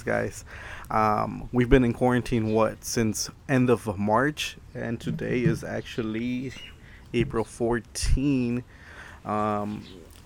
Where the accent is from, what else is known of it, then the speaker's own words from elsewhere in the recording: Los Angeles, California, United States; I'm from Los Angeles, California